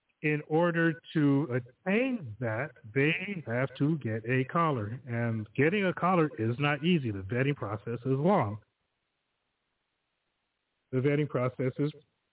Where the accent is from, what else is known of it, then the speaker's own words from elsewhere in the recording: Southern California, United States; moved away as an adult; also born or lived in Rialto, California; now in Kent; I'm from Southern California